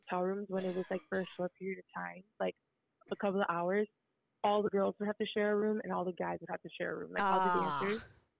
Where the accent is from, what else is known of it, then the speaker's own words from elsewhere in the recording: Miami, Florida, United States; I am Cuban, but I was born here. I've been Miami all my life.